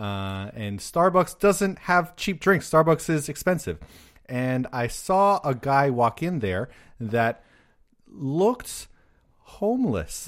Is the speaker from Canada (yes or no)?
yes; Canada; first language Polish; English is a second language; moved away as an adult; also born or lived in Korea; now in Japan; They moved to Canada, and then I was born in Canada, and I was raised Polish. Like, Polish is my first language